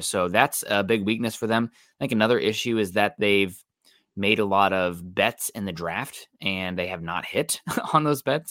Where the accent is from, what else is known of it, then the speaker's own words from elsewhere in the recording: Midwest, United States; now in Seattle, United States; I'm from the Midwest